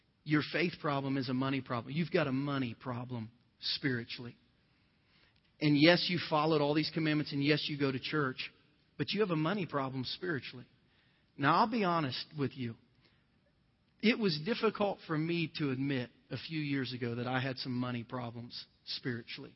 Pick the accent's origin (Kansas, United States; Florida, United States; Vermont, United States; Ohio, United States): Ohio, United States; southern; moved away as an adult; my little poor town in southern Ohio